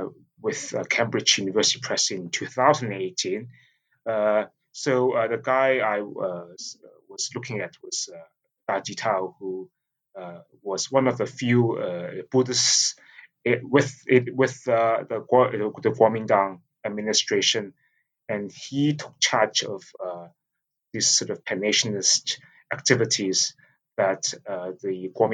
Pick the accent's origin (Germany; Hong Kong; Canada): Hong Kong; also born or lived in New York, United States; So I grew up in Hong Kong